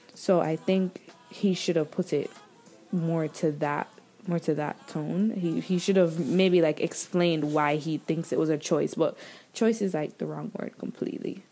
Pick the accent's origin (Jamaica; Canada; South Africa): Jamaica; moved away; growing up where I grew up in Jamaica and learning the things I learned in school there